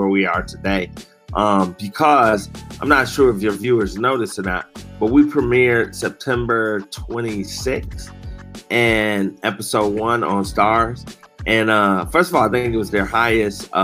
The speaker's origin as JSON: {"language": "English", "town": "Detroit", "region": "Michigan", "country": "United States", "said": "I'm from Detroit"}